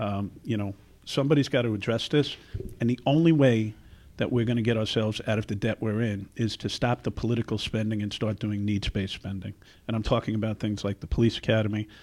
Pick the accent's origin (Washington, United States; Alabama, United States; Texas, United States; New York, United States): New York, United States; New York City; moved away as an adult; also born or lived in Newark; now in Chicago, United States; born and raised in the Bronx